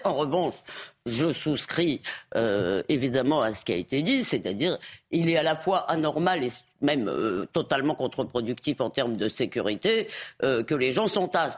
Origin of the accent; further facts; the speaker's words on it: Épinay-sur-Seine, Île-de-France, France; j'ai grandi à Épinay-sur-Seine